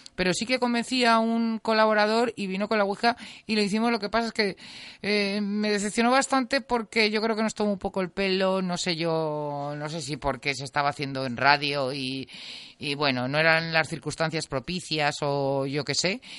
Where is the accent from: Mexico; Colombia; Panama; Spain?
Spain; Teruel, Aragon; yo vivía en un chalet y, y, mm, que estaba además bastante, no estaba en el mismo, yo soy de Teruel